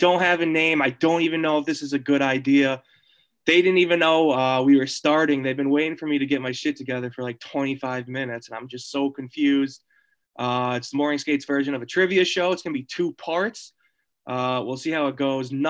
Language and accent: English; New York, United States; I was like 7 years old and I grew up in New York